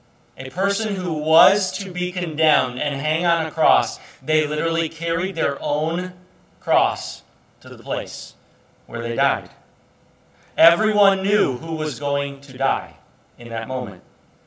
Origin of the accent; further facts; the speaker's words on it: Ireland; You know, I'm an Irish person, and so they have those certain issues with anger and things.